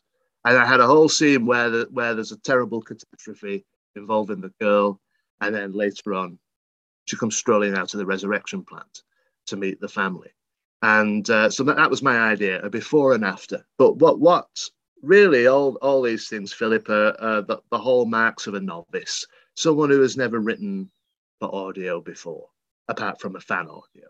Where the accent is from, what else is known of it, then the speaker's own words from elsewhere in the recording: Worsley, North West England, United Kingdom; I'm not from Birmingham, but I'm from the Northwest. So I'm from Manchester, Worsley, the seat of the Industrial Revolution